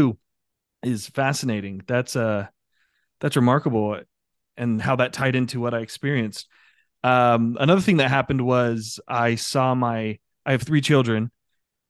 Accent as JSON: {"language": "English", "country": "United States", "said": "the American folks, myself included"}